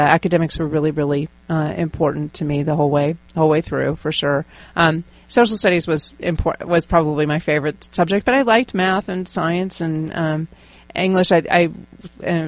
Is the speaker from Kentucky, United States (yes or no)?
no; Pittsburgh, Pennsylvania, United States; I grew up in Western Pennsylvania, in Pittsburgh, Pennsylvania.